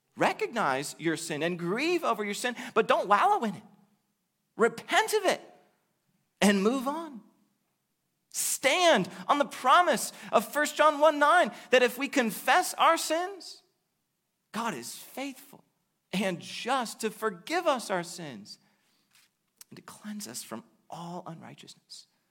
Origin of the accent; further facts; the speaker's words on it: United States; the vast majority of us face as American Christians